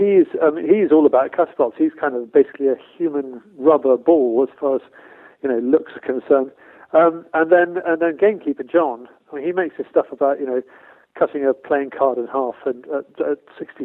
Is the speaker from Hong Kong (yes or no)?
no; Somerset, South West England, United Kingdom; accent: strong English accent; I grew up in Somerset, which is, of course, you know, God's own county when it comes to field sports